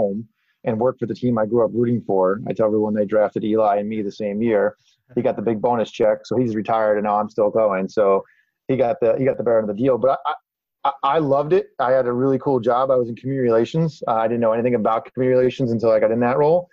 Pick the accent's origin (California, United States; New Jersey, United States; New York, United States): New Jersey, United States; also born or lived in Amherst, Massachusetts; I grew up in New Jersey